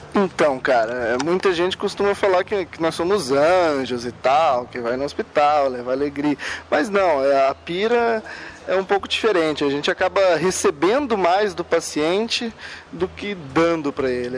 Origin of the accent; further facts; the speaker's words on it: Cianorte, Paraná, Brazil; eu sou de Cianorte, eu e a Thais a gente é vizinho, mas a gente se conheceu só aqui no grupo mesmo. Eu sempre morei em Cianorte